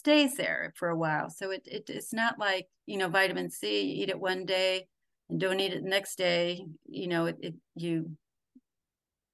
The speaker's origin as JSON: {"language": "English", "region": "Wisconsin", "country": "United States", "moved": "yes", "said": "I'm a girl from Wisconsin."}